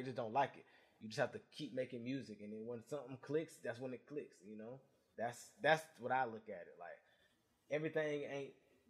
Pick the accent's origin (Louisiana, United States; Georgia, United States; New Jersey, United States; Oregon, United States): Georgia, United States; Augusta; I'm from Augusta, not Atlanta.